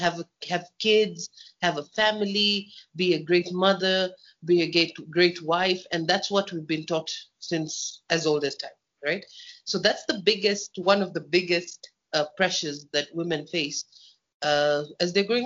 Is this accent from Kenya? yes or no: yes; Kenya; I'm born and bred in Kenya